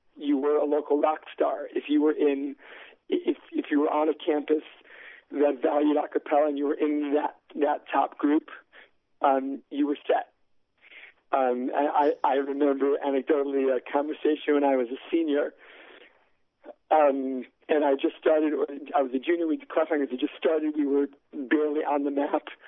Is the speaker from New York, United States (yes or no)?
yes; New York City, New York, United States; I grew up right near Columbia, and my father had been a professor there